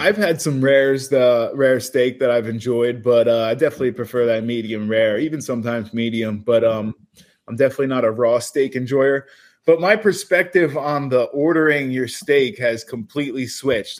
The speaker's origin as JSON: {"language": "English", "region": "New Jersey", "country": "United States", "said": "we're the Garden State"}